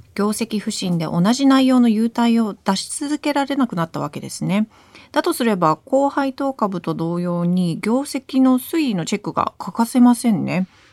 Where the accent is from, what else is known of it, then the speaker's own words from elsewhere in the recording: New Jersey, United States; now in Japan; 私は特に海岸沿いのそのニュージャージーで生まれ育ったので